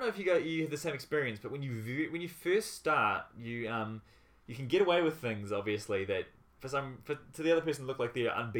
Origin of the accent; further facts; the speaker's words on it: Dunedin, Otago, New Zealand; I was born and bred in Dunedin.